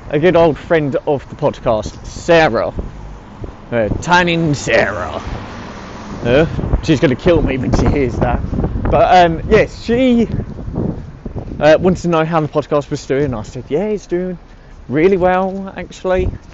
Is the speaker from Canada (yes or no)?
no; United Kingdom; my home country of the UK